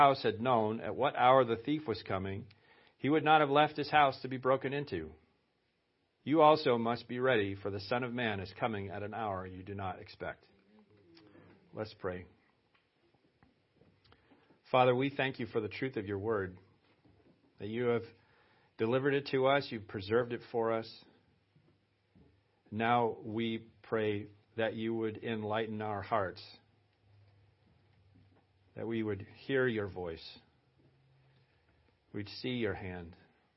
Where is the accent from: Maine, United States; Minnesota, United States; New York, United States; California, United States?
Maine, United States; Lewiston; now in West Ossipee, United States; I was born in Lewiston